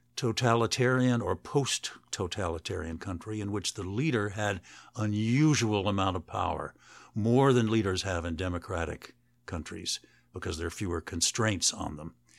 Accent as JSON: {"language": "English", "country": "United States", "said": "I'm an American professor writing a biography of Gorbachev."}